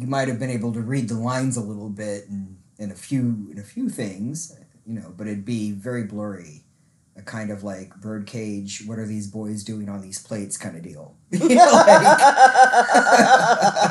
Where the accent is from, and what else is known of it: Mississippi, United States; born or raised there; also born or lived in Fort Wayne, Indiana